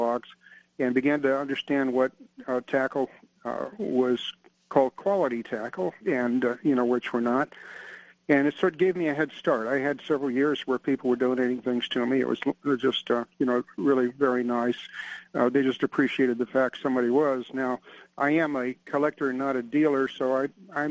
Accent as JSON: {"language": "English", "region": "Alaska", "country": "United States", "tie": "born or raised there", "moved": "yes", "lives_now": "California, United States", "said": "I was born in California, but early in my life, my father moved myself and my two brothers up to Alaska"}